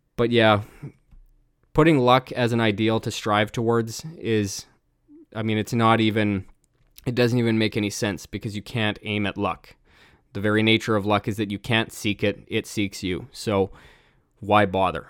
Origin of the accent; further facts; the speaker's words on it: Canada; I'm Canadian